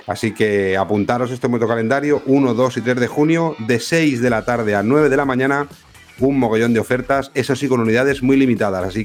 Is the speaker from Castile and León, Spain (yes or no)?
no; Vila-real, Valencian Community, Spain; Yo era más de de Vila que es de mi pueblo, de mi ciudad, ¿eh?